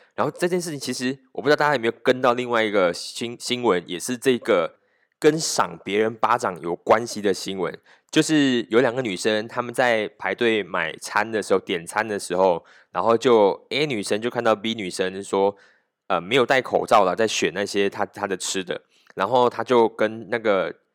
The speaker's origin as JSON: {"language": "Chinese", "country": "Malaysia", "said": "我们马来西亚人"}